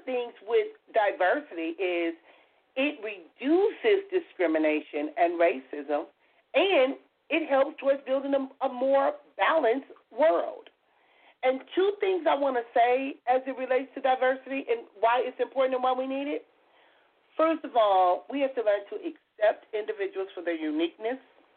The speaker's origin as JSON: {"language": "English", "town": "Compton", "region": "California", "country": "United States", "tie": "born or raised there", "said": "I grew up in Compton, California"}